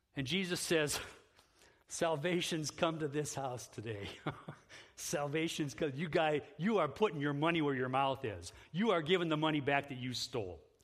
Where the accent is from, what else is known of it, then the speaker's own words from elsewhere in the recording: Independence, Ohio, United States; moved away as an adult; also born or lived in Oaxaca, Mexico; now in Holland, United States; I'm an Ohio guy. I grew up in Independence.